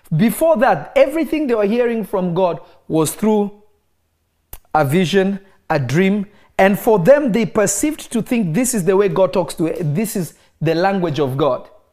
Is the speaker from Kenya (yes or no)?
yes; Kenya; moved away; also born or lived in Congo / United States; I am from the Congo. I am American, but my family is from the Congo. I grew up in Kenya.